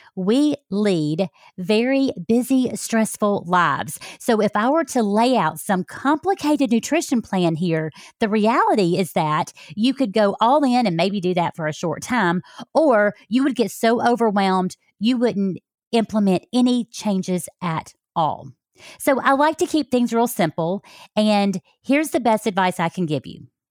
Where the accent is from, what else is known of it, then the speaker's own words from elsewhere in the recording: Alabama, United States; moved away; I came from Alabama